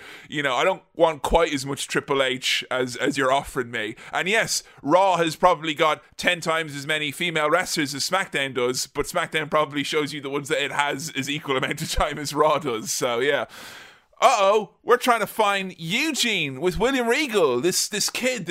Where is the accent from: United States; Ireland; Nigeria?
Ireland; as an Irish child